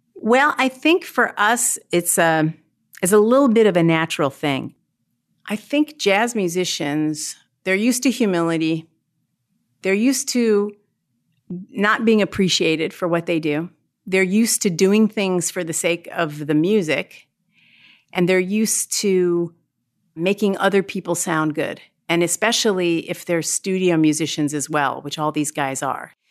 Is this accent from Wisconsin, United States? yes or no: yes; Milwaukee, Wisconsin, United States; growing up in Milwaukee, I had no exposure to jazz